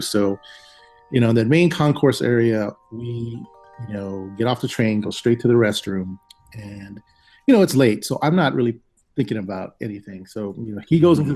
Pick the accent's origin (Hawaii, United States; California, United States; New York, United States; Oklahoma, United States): Hawaii, United States; moved away; I'm originally from Hawaii, and you know, in Hawaii we have a lot of supernatural stories